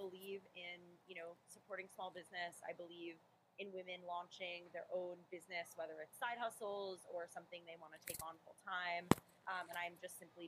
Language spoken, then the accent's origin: English; Los Angeles, California, United States; also born or lived in New York City; I was born in New York City, but I grew up in Los Angeles, California